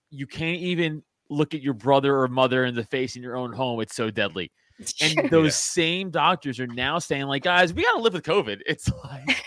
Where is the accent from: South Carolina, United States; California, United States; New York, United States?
New York, United States; New York City; I grew up in Staten Island next to the dump